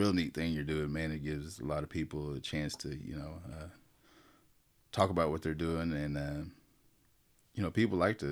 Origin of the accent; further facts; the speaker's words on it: Preston, Oklahoma, United States; also born or lived in Tulsa, Oklahoma / Okmulgee, Oklahoma; I was born in Tulsa, Oklahoma. I was raised in Preston. I went to school at Preston for about, I don't know how many years it was, but I know I left in eighth or ninth grade. I had moved to Okmulgee